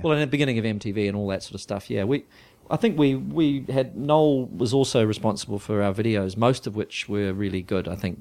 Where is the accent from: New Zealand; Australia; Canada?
New Zealand; moved away; we came from New Zealand